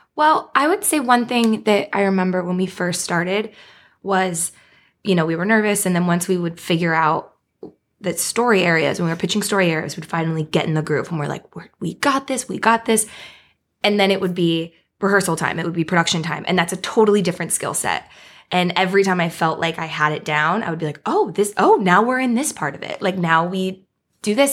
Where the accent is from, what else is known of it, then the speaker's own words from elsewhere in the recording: Beaverton, Oregon, United States; moved away as an adult; now in Los Angeles, United States; I'm from a town outside of Portland, Oregon. It's called Beaverton.